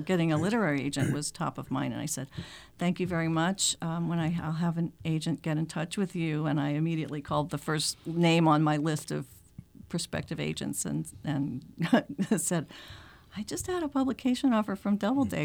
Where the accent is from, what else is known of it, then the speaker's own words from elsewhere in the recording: Macon, Georgia, United States; moved away as an adult; also born or lived in Atlanta, Georgia / Denver, Colorado; now in Concord, United States; I am from, I grew up in Macon, Georgia